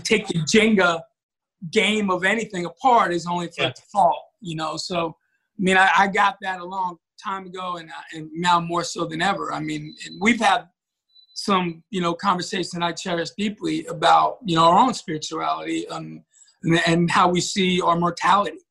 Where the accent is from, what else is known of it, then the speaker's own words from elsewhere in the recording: New York, United States; growing up in New York, you know, having this little job at a pizzeria after school